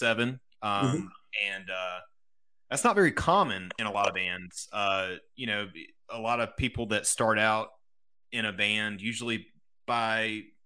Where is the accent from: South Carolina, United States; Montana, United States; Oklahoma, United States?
South Carolina, United States; I'm from South Carolina